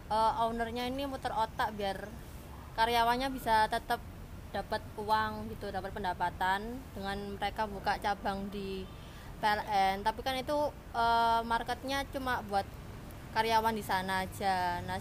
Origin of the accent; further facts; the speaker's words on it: Surabaya, East Java, Indonesia; nah kalau aku sendiri kan asli Surabaya